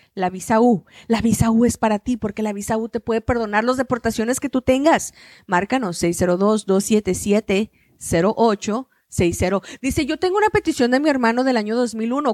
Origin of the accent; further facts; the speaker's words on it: Hidalgo del Parral, Chihuahua, Mexico; moved away; Yo soy de Chihuahua, del mineral del parral